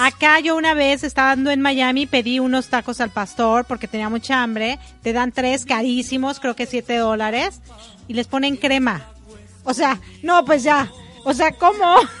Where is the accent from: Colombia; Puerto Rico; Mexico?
Mexico; also born or lived in Ecuador; now in United States; me considero mexicana porque nací ahí